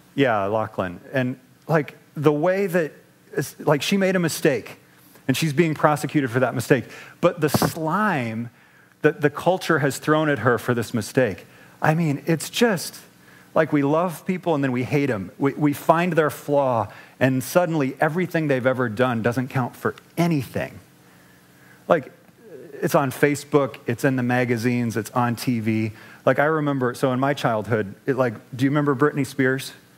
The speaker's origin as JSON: {"language": "English", "region": "Midwest", "country": "United States", "moved": "yes", "said": "I'm from the Midwest"}